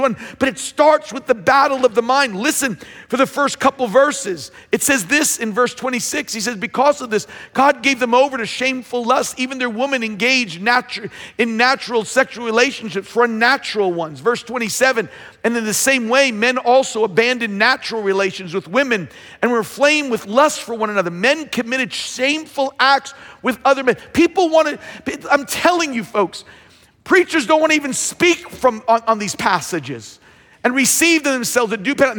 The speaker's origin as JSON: {"language": "English", "area": "Long Island", "region": "New York", "country": "United States", "tie": "born or raised there", "said": "I grew up on Long Island"}